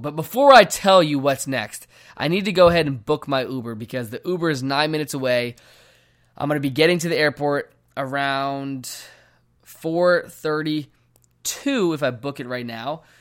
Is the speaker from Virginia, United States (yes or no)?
yes; Virginia, United States; moved away as an adult; now in Phoenix, United States; I am from Virginia. I moved here to Phoenix, Arizona about ten months ago